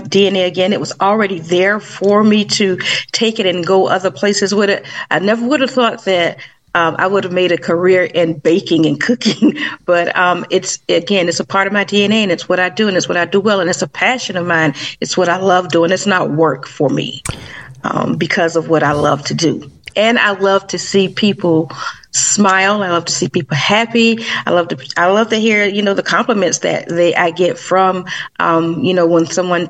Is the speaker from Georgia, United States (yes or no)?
yes; Savannah, Georgia, United States; I started baking when I was about 8 years old in Savannah, Georgia, because that's my hometown